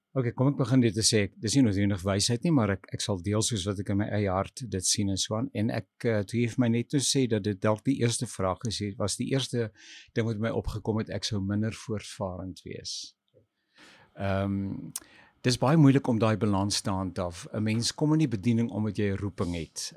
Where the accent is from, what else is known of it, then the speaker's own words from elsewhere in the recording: Pretoria, Gauteng, South Africa; also born or lived in Swane; ek het in Môregloed groot geword.